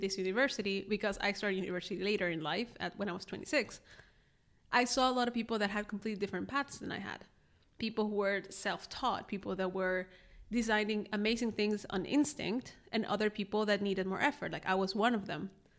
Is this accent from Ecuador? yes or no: yes; Ecuador; born there; English is a second language; also born or lived in Mexico / Germany / Netherlands; I was born in Ecuador to an Ecuadorian father, a Honduran mother. Then I moved to Mexico, then I moved to Germany, then I moved to the Netherlands.